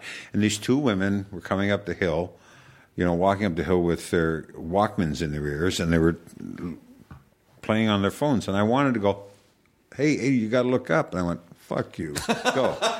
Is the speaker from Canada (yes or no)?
yes; Canada; I'm Canadian. I watch hockey.